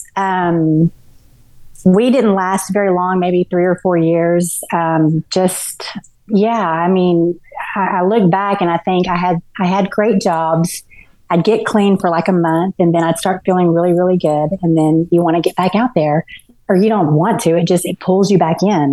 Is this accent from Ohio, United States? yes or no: no; Garland, Texas, United States; also born or lived in Dallas, Texas / Mesquite, Texas; I grew up, I was born in Dallas and um, was pretty much raised in Garland, Texas